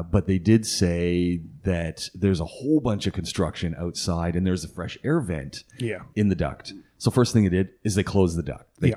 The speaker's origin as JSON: {"language": "English", "country": "Canada", "moved": "yes", "said": "I'm Canadian"}